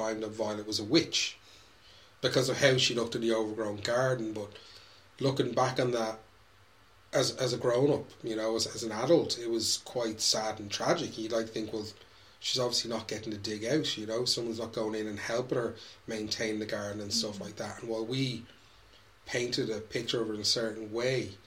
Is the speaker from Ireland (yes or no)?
yes; Tallaght, Leinster, Ireland; growing up in Tala in the 80s